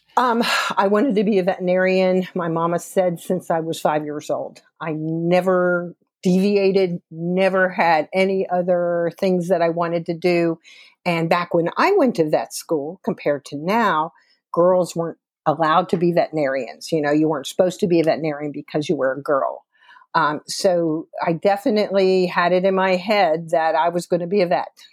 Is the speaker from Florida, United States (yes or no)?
yes; South Florida, United States; accent: Southern; moved away as an adult; also born or lived in Dallas, Texas / Georgia; I grew up, I'm a native Floridian. Um, I grew up in, um, the West Coast and the East Coast of Florida. And grew up in the Everglades, out in horse, horse area, out in South Florida